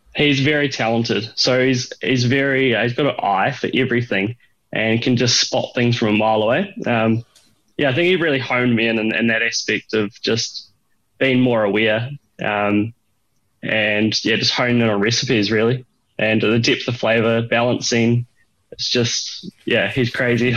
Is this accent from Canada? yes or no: no; Dunedin, Otago, New Zealand; moved away; I grew up in New Zealand in a small town called Dunedin